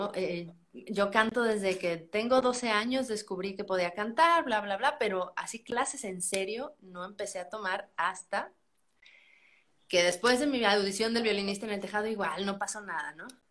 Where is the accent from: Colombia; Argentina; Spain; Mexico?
Mexico; San Luis Potosí; yo soy de San Luis Potosí